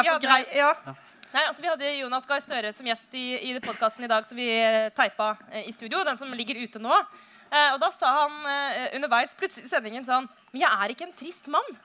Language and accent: Norwegian; Oslo, Norway; hjemme i Oslo